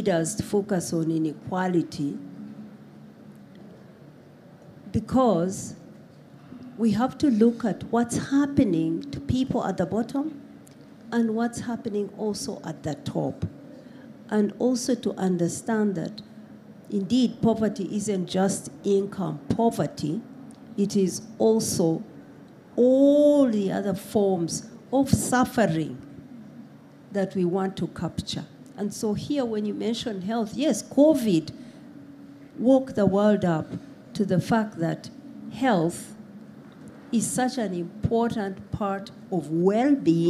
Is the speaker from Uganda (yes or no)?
yes; Uganda; I come from Uganda. We have affirmative action for women in politics